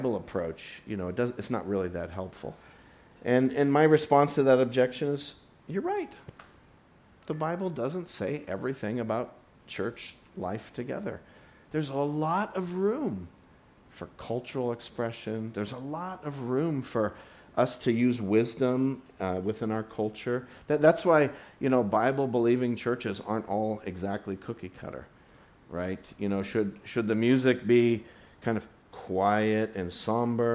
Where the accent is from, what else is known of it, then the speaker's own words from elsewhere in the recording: United States; me as an American